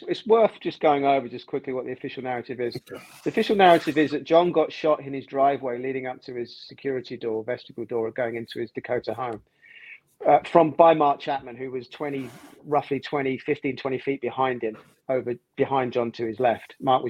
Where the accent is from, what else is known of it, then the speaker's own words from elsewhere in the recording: London, United Kingdom; I'm a television producer, born and raised in London, North London.